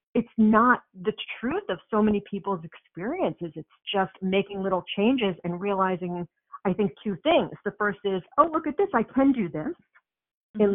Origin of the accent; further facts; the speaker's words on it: New York, United States; I'm from New York, so we have a different way of talking.